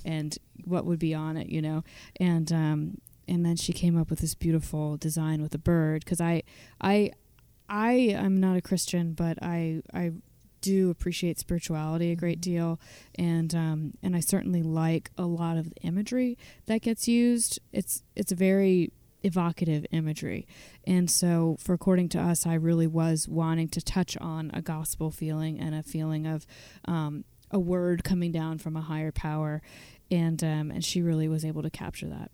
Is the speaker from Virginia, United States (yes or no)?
yes; Virginia, United States; now in Western Massachusetts, United States; I grew up in Virginia, but I've lived in Western Massachusetts for a long time.